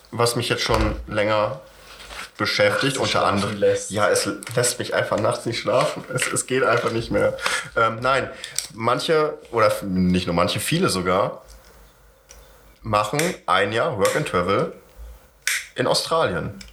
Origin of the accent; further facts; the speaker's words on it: Southern Germany, Germany; Ich komme immer noch aus Süddeutschland.